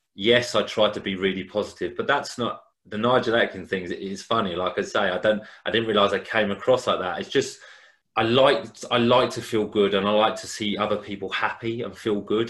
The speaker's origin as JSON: {"language": "English", "town": "Hastings", "region": "South East England", "country": "United Kingdom", "said": "I'm from Hastings"}